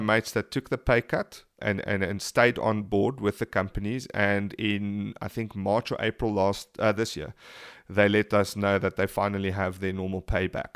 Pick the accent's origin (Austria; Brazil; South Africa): South Africa; being South African